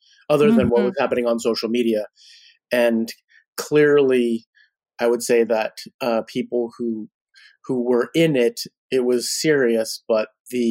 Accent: California, United States; now in Portland, United States; I grew up in California in the 70s and 80s

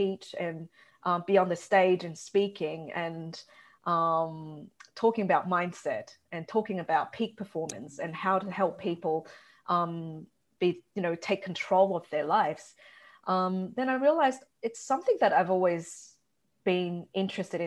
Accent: Brisbane, Queensland, Australia; also born or lived in Taiwan; I was originally from Taiwan and I grew up in Brisbane.

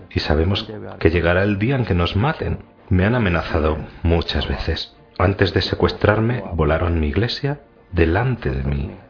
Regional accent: Baghdad, Baghdad Governorate, Iraq; moved away as an adult; also born or lived in Erbil; Nací en Bagdad Uh, fui ordenado en Bagdad, estudié en Bagdad y fue hecho párroco

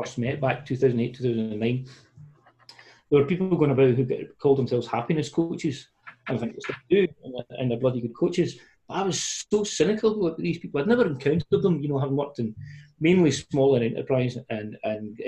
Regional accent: Paisley, Scotland, United Kingdom; accent: Paisley; my Glasgow accent, well, Paisley accent

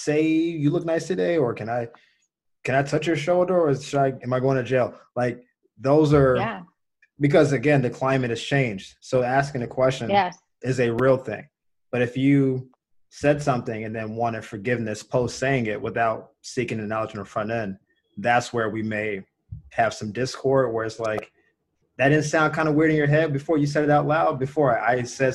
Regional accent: the South, United States; I grew up poor in the South

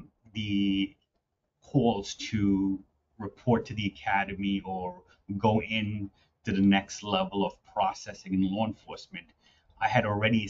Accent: New York City, New York, United States; I grew up in the city. I grew up in Queens

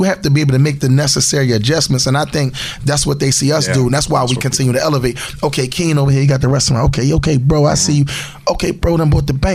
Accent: Philadelphia, Pennsylvania, United States; moved away as an adult; now in Cleveland, United States; the block I grew up in in North Philly

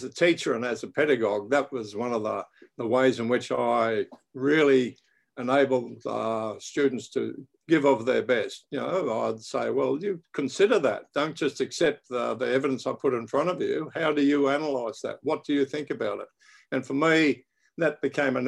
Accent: Brisbane, Queensland, Australia; I was born in Brisbane, Australia.

